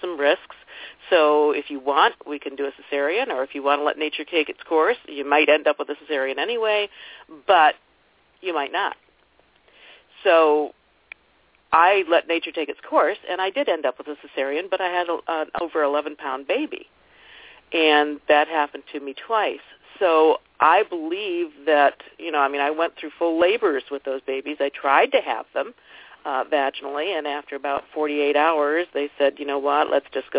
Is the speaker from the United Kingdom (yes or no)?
no; Canada; A fellow Canuck.